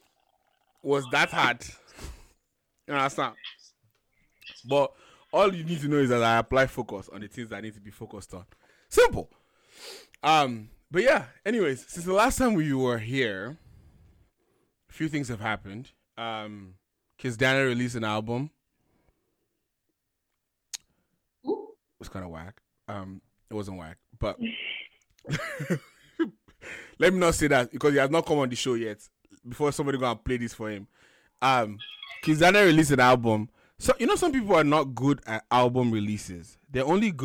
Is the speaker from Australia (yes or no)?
no; Ikenne, Ogun State, Nigeria; Ikene, my hometown